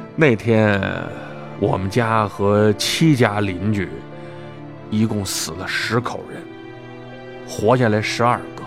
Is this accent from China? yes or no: yes; Tangshan, Hebei, China; 对我们唐山人来说